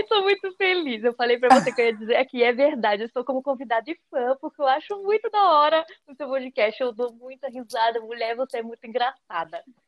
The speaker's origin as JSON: {"language": "Portuguese", "region": "São Paulo", "country": "Brazil", "tie": "born or raised there", "moved": "yes", "lives_now": "Mogi das Cruzes, Brazil", "said": "Atualmente eu moro em Mogi das Cruzes, mas nasci lá em Cidade Tiradentes, na quebrada de São Paulo, Zona Leste"}